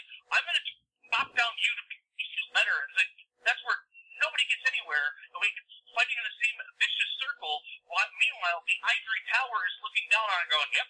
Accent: Cuyahoga Falls, Ohio, United States; I grew up in Cuyahoga Falls.

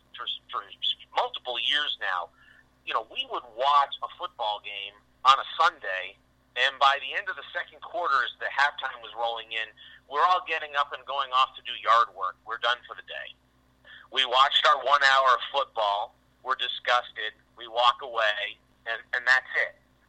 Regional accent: New England, United States; growing up in New England

